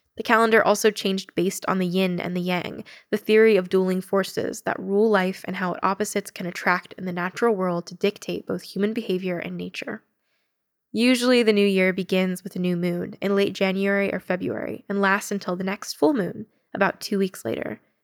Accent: United States; I'm really proud of being Asian American

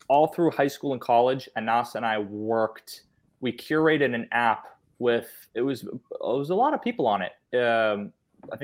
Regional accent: Boston, Massachusetts, United States; I grew up in Boston

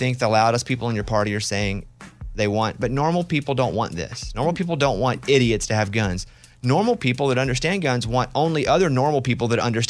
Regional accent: Arkansas, United States; Where I grew up in Arkansas, we used them as tools.

